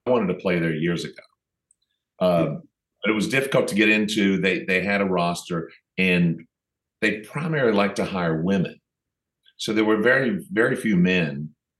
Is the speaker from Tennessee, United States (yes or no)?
yes; Knoxville, Tennessee, United States; also born or lived in New Orleans / Pennsylvania; Yeah, well, I was born in New Orleans. My family moved around when I was a baby. I lived in Knoxville, Tennessee. So even though I'm technically from New Orleans, I sure don't sound like it.